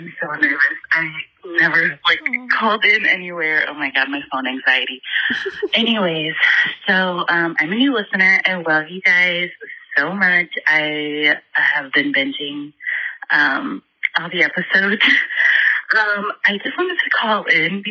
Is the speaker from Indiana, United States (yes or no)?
yes; Indiana, United States; I'm from Indiana